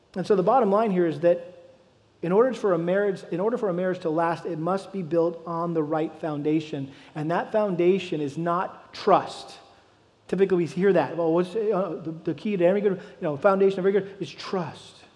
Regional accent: Massachusetts, United States; I grew up in Massachusetts.

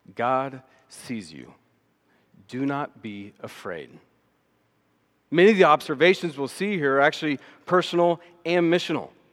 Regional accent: Austin, Texas, United States; also born or lived in Dallas, Texas; I grew up in Austin, Texas, came to faith at about age ten or eleven

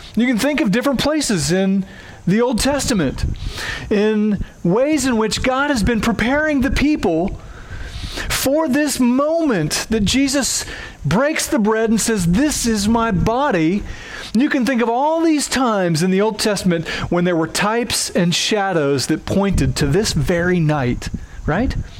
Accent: Oklahoma, United States; accent: twangy; moved away; I have a twangy accent at times because I'm from Oklahoma, and in Oklahoma, we do weddings different than y'all do here

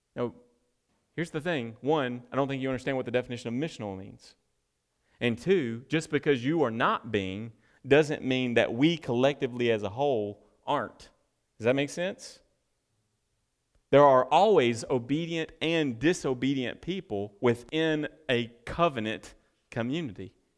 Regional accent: United States; I'm just an American

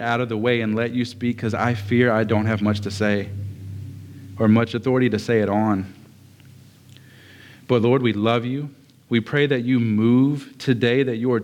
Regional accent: Lake Charles, Louisiana, United States; also born or lived in Westlake, Louisiana; I grew up in Lake Charles in Westlake. I bounced between those two quite a bit. But being in southern Louisiana is what I'm in. I grew up here in southern Louisiana

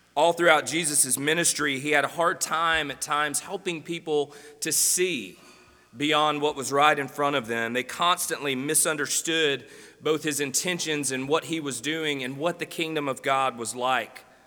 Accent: Greenwood, Mississippi, United States; now in Jonesboro, United States; I grew up in Greenwood, Mississippi.

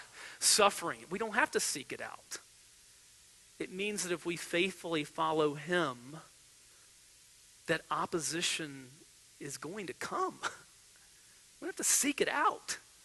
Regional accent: United States; as American believers

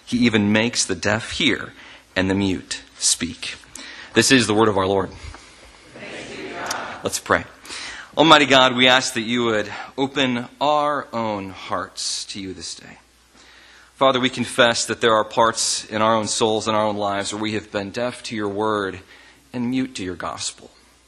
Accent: Ohio, United States; also born or lived in north of the US; And I am originally from Ohio, but I've lived all over the north in differing places.

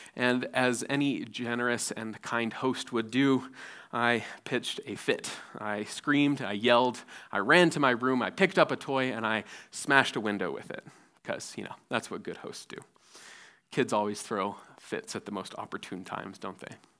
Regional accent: Nepal; growing up in Nepal

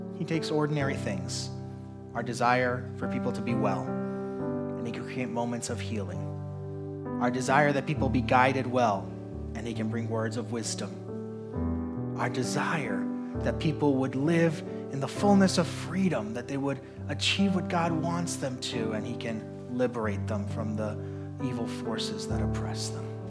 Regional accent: Puerto Rico; moved away; also born or lived in New York / New Jersey / North Carolina; I grew up in Puerto Rico

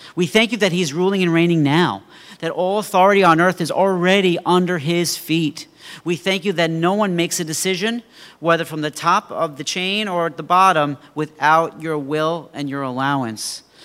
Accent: Mineola, New York, United States; I was twelve years old, and I had a paper route in my hometown of Mineola

